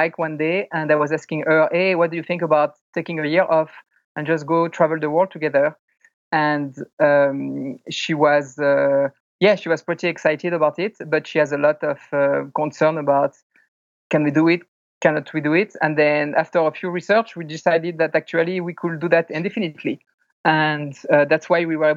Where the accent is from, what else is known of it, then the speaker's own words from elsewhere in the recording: France; moved away as an adult; also born or lived in California, United States; now in Taipei, Taiwan; I grew up in France. 2008, I moved to the United States, moved to California for work.